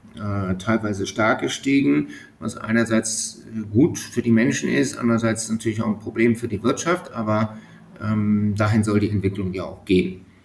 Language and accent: German; Germany; moved away as an adult; also born or lived in Bremerhaven; now in Estonia; als Deutscher